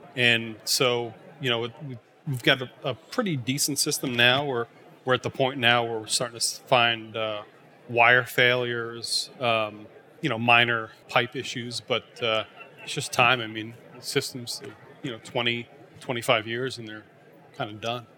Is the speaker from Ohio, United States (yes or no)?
no; Rhode Island, United States; moved away as an adult; also born or lived in Syracuse, New York / Weston, Massachusetts; I grew up in Rhode Island